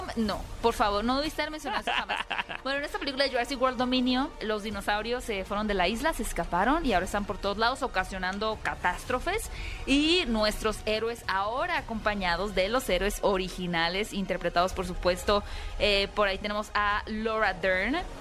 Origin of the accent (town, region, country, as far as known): Hermosillo, Sonora, Mexico; moved away